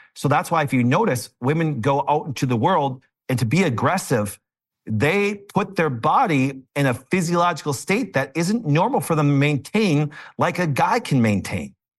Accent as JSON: {"language": "English", "town": "Green Bay", "region": "Wisconsin", "country": "United States", "said": "I'm from Green Bay, Wisconsin"}